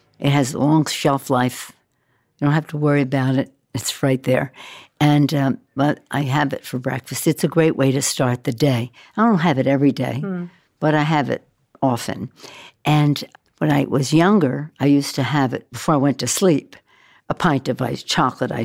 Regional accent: Baltimore, Maryland, United States; I was born and raised in Baltimore

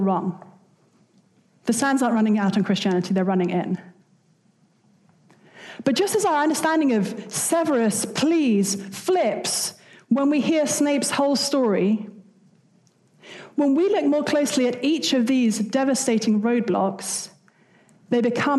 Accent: United Kingdom; I'm British

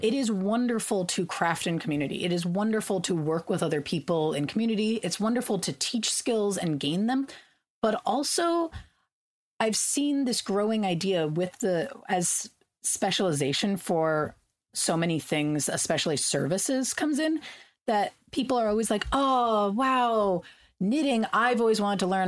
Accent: California, United States; I grew up in California

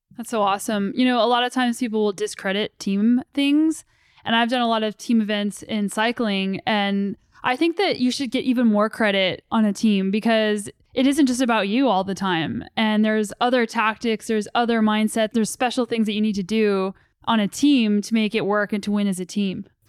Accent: New Mexico, United States; moved away; I'm originally from New Mexico and my parents still live there.

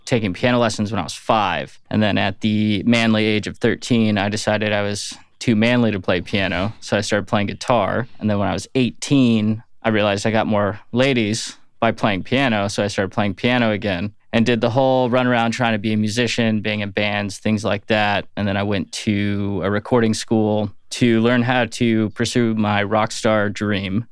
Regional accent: Atlanta, Georgia, United States; also born or lived in Florida / Phoenix / Los Angeles / Michigan; now in Nashville, United States; I did most of my young upbringing in Atlanta

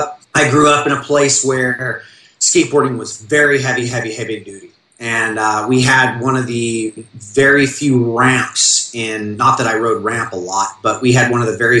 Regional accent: Orange County, California, United States; I grew up in the Orange County I grew up in was not the Orange County you see on TV now

